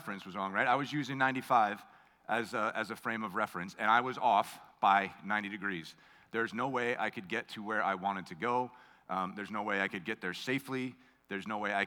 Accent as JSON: {"language": "English", "country": "United States", "tie": "born or raised there", "said": "I grew up on Long Island Sound"}